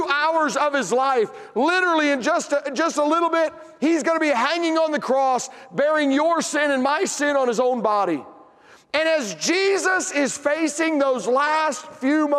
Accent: Tennessee, United States; I'm from Tennessee

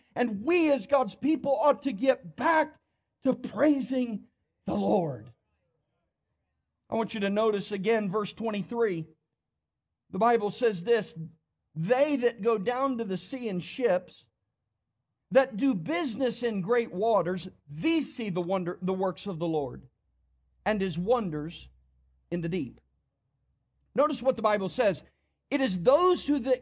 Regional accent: New Jersey, United States; now in Tennessee, United States; I grew up in New Jersey.

